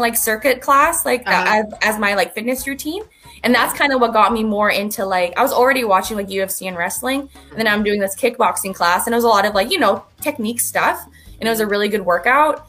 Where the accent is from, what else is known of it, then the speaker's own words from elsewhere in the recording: Edmonton, Alberta, Canada; moved away as an adult; now in Texas, United States; I'm from Edmonton